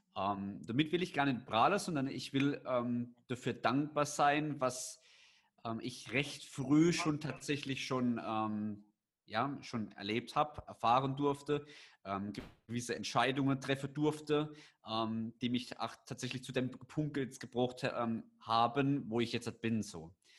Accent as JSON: {"language": "German", "town": "Landau", "region": "Rhineland-Palatinate", "country": "Germany", "said": "in Landau bei uns in der Pfalz"}